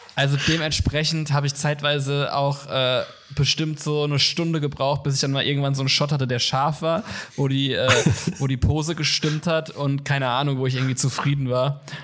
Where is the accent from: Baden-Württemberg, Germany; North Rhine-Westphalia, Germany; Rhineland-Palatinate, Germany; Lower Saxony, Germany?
Rhineland-Palatinate, Germany; Kaiserslautern; moved away as an adult; now in Cologne, Germany; an der Uni in meiner Heimatstadt, in Kaiserslautern, wo ich herkomme